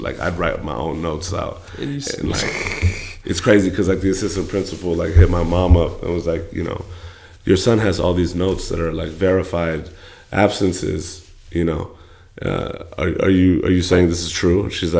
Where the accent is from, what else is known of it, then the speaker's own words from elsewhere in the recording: California, United States; I was born in the Bay Area. I moved to the Valley in the fourth grade, moved back up to the Bay in the fifth grade.